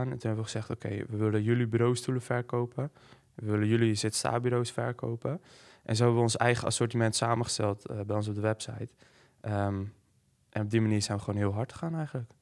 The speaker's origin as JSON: {"language": "Dutch", "town": "Hoorn", "region": "North Holland", "country": "Netherlands", "said": "ik kom uit Horen."}